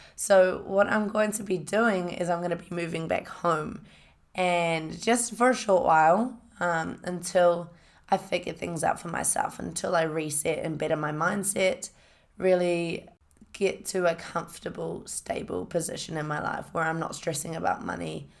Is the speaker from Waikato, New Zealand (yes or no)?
yes; Hamilton, Waikato, New Zealand; I grew up in a, in a, uh, city called Hamilton, went to Hamilton Girls High School.